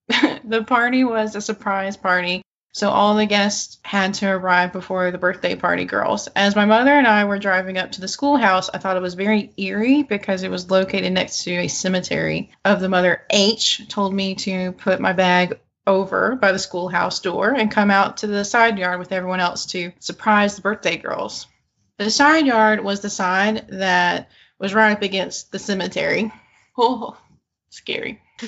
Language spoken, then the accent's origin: English; Arkansas, United States; I am from Eastern Arkansas, and the birthday party was about 20 minutes outside of Stuttgart, Arkansas